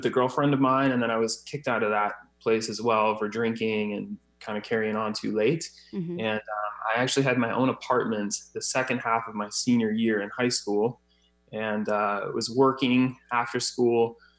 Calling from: Scottsdale, Arizona, United States; Scottsdale, Arizona.

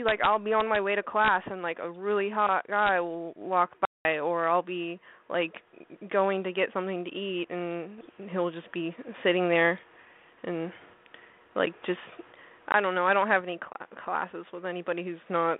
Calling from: Arkansas, United States; 18, Arkansas.

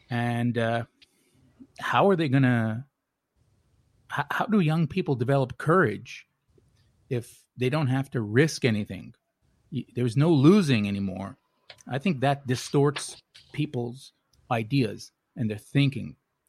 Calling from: Tokyo, Japan; I'm calling from Tokyo.

